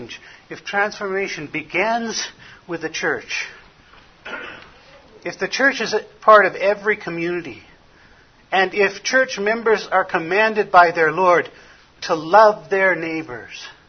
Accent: Los Angeles, California, United States; now in Arizona, United States; I was born in Hollywood, California

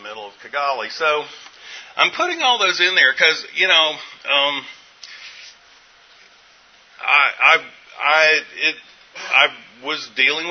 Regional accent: Western North Carolina, United States; moved away; I'm from Western North Carolina

